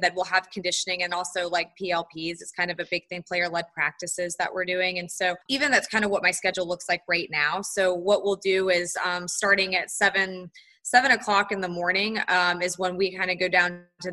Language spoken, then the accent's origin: English; Charlotte, North Carolina, United States; also born or lived in Tallahassee, Florida; I'm from Charlotte, North Carolina. So I grew up in North Carolina